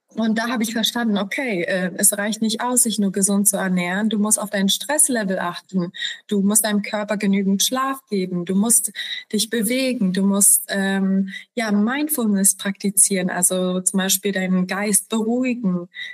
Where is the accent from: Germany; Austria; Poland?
Poland; moved away; wir sind äh, wir kommen aus Polen